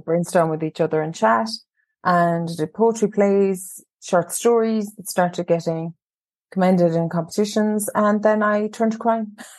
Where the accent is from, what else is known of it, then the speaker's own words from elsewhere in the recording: County Cork, Munster, Ireland; Yes, primarily County Cork, and um, I I've worked away in different counties, but um, I happened to return to my home county, and not far from where I grew up actually